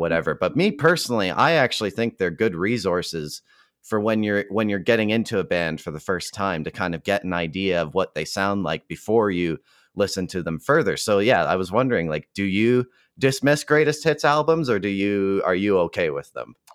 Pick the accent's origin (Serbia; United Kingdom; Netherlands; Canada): Canada; Calgary, Alberta; fellow Calgarian Floyd Snead